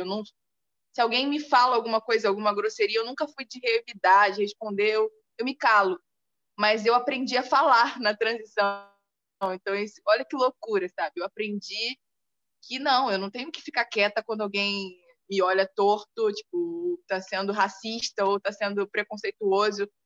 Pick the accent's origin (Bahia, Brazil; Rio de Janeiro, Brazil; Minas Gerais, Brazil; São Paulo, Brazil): Rio de Janeiro, Brazil; Nilópolis; moved away; eu vim de Nilópolis